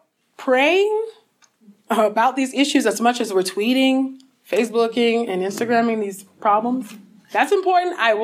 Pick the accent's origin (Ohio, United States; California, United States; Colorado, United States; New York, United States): California, United States; my home state of California